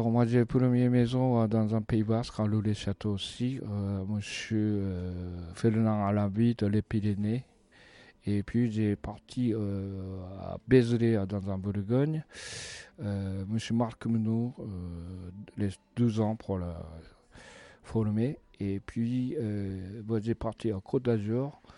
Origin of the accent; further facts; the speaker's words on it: Sapporo, Hokkaido, Japan; French is a second language; moved away as an adult; also born or lived in Tokyo, Japan; now in France; Je suis né à Hokkaido à Sapporo.